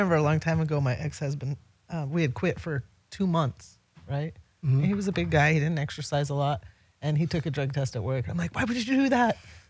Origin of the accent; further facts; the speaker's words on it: Utah, United States; now in Las Vegas, United States; so I come from Utah, so rules are a little stricter